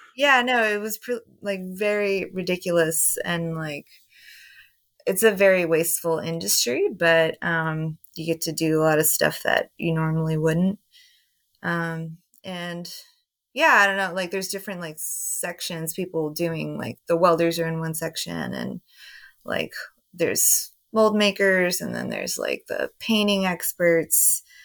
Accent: Houston, Texas, United States; I grew up in Houston, so I grew up with all that swish at house stuff

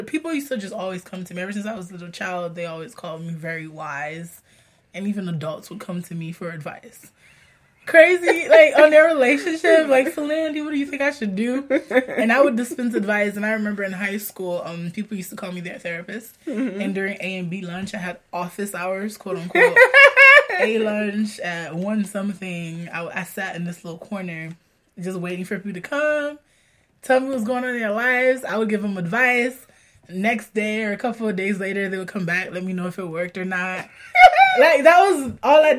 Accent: Haiti; moved away; also born or lived in Florida; growing up in Haiti

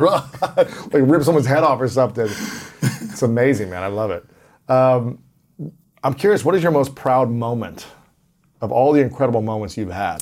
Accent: Ohio, United States; I'm from Ohio

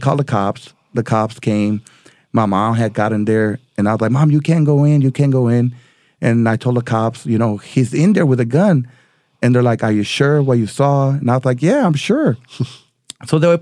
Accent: El Paso, Texas, United States; I grew up in El Paso, Texas, all right, born and raised

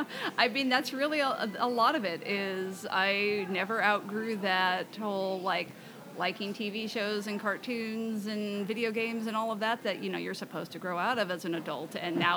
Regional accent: Southern California, United States; I grew up in Southern California.

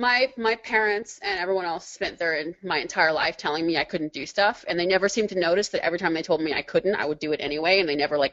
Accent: Maryland, United States; Suburban Maryland.

